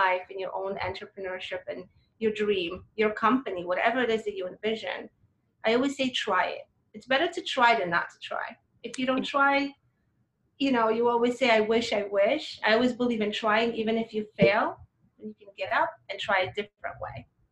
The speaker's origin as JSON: {"language": "English", "country": "Poland", "tie": "born or raised there", "moved": "yes", "lives_now": "United States", "said": "I was raised in Poland"}